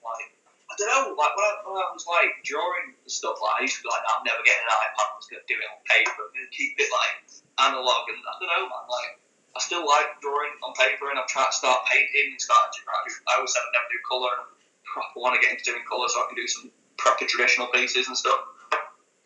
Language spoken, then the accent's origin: English; Leeds, Yorkshire and the Humber, United Kingdom; moved away; I was born in Leeds.